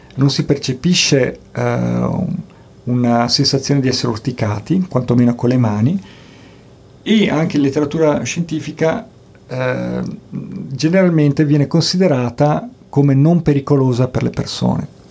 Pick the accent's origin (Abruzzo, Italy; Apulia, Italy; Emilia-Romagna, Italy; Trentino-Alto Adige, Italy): Trentino-Alto Adige, Italy; Bolzano; sono nato a Bolzano, sono di Bolzano